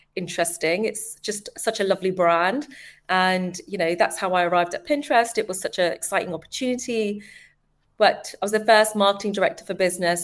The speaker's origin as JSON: {"language": "English", "region": "London", "country": "United Kingdom", "tie": "born or raised there", "said": "born and bred in East London, Forest Gate"}